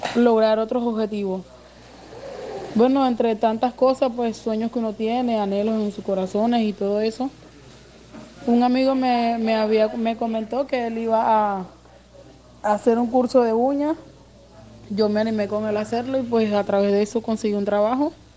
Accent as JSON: {"language": "Spanish", "country": "Venezuela", "moved": "as an adult", "lives_now": "Barranquilla, Colombia", "said": "soy migrante venezolana. Llegué acá a la ciudad de Barranquilla el 19 de febrero del año 2019"}